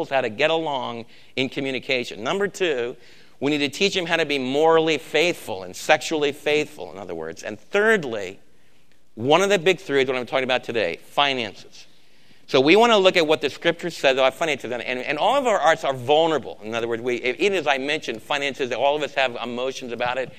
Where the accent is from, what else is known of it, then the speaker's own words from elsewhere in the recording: East Coast, United States; moved away; also born or lived in Texas / Los Angeles; I'm from the East Coast, and now I'm from Texas.